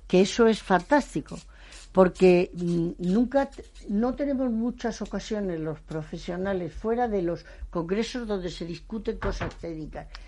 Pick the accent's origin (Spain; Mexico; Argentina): Spain; yo me siento muy orgullosa como española